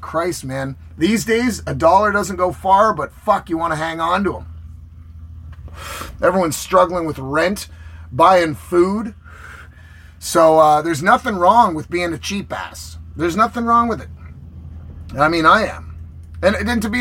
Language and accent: English; Canada; I'm Canadian